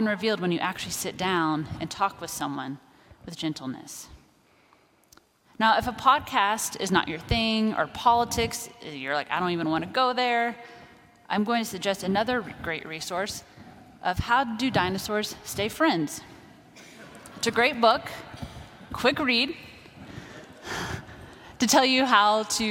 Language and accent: English; Kansas, United States; I grew up in Kansas